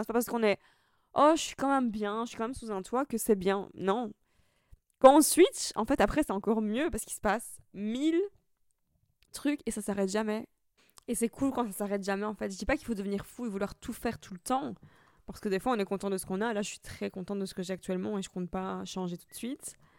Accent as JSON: {"language": "French", "country": "Italy", "moved": "yes", "lives_now": "Brussels, Belgium", "said": "je suis italienne, maintenant anglaise"}